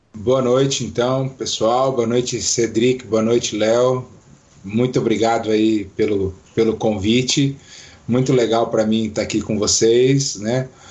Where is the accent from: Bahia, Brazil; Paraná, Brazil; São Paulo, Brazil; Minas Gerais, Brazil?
Paraná, Brazil; Foz do Iguaçu; moved away as an adult; now in Curitiba, Brazil; sou de Foz do Iguaçu, mas moro aqui em Curitiba há oito anos já